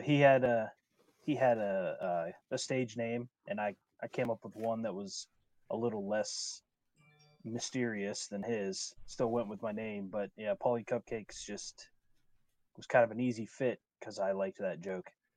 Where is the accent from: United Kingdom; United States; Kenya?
United States; Wheeling, West Virginia; my hometown is Wheeling, West Virginia, which is in the Upper Panhandle.